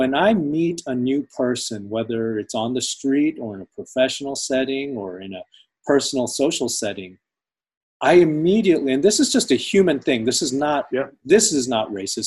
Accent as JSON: {"language": "English", "country": "United States", "tie": "born or raised there", "said": "I'm American. I'm an American citizen. I was literally raised here"}